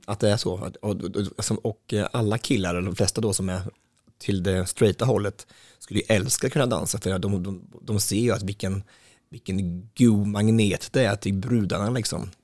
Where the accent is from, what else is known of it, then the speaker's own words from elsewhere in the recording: Östansjö, Örebro County, Sweden; I Östansjö där jag kommer ifrån, det är inte särskilt stort, det är ganska så litet och det ligger utanför Hallsberg, Gnällbältet i Närke